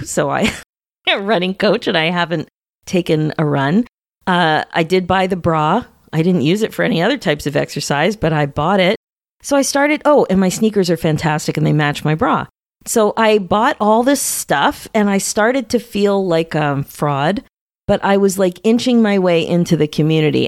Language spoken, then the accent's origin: English; Philadelphia, Pennsylvania, United States; moved away; I haven't been in Philly in several years, and I'm from Philadelphia